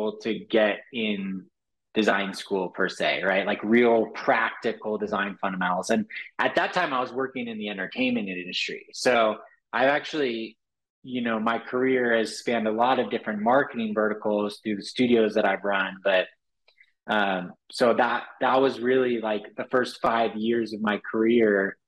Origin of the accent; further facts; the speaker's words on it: Los Angeles, California, United States; growing up in Los Angeles, of course, so there's a lot of exposure to Hollywood